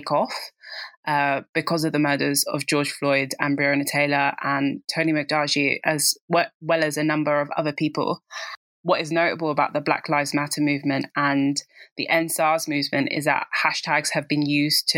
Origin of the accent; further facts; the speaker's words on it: Nigeria; being a Nigerian myself